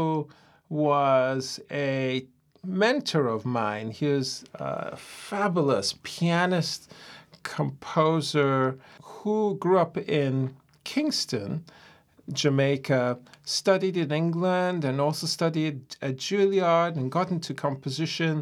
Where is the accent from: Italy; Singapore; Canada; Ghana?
Ghana; moved away; also born or lived in United States; When I was growing up in Ghana